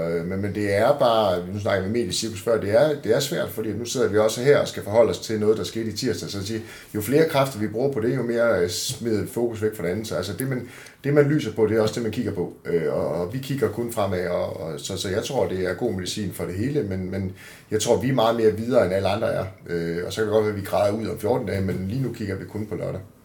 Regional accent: Denmark; som danskere

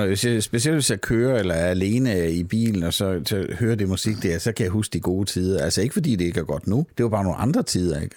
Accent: Southern Jutland, Southern Denmark, Denmark; now in Copenhagen, Denmark

